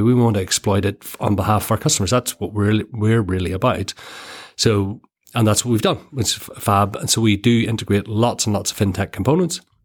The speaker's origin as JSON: {"language": "English", "country": "Ireland", "tie": "born or raised there", "said": "Born and bred in Ireland"}